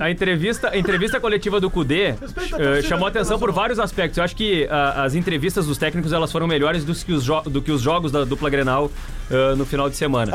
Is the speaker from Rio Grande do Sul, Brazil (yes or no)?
yes; Osório, Rio Grande do Sul, Brazil; Eu, eu não nasci em Osório, mas eu me criei em Osório